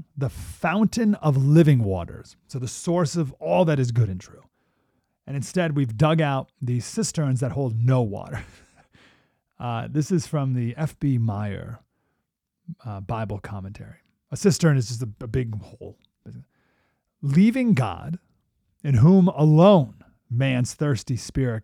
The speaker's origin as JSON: {"language": "English", "town": "Syracuse", "region": "New York", "country": "United States", "tie": "born or raised there", "said": "My whole life growing up, we grew up in Syracuse, New York, so we were there with all the Bills, Super Bowls"}